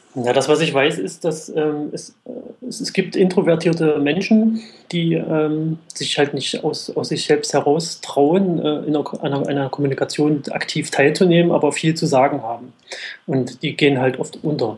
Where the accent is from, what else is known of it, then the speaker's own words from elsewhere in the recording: the East, eastern Germany, Germany; Ich komme ja aus dem Osten.